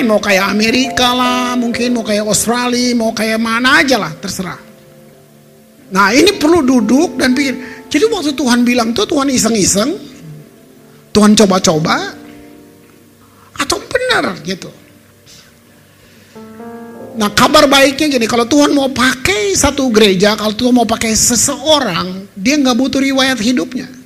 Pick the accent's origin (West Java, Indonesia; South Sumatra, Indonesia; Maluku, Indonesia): Maluku, Indonesia; Ambon; Jadi kota saya itu hancur saudara. Hancur dari 99 sampai 2005 dibantai habis. Kalau saudara tahun-tahun itu tahun 2000 aja saudara ke Ambon, maka saudara akan lihat Ambon seperti ya saya yang bilang kota yang ditinggalkan.